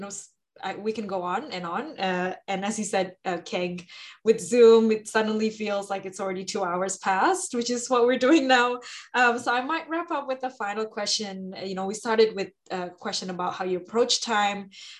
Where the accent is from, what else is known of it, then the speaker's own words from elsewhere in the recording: Jakarta, Indonesia; I'm from Jakarta, Indonesia